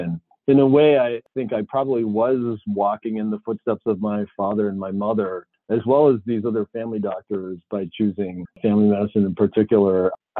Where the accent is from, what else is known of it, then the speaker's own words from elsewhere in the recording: Ohio, United States; now in Pittsburgh, United States; I grew up in Ohio as one of the very few Asian Americans anywhere that we lived. I mean, we moved around a lot when I was a kid because my father was, in fact, the very first Korean Protestant minister in the entire state of Ohio.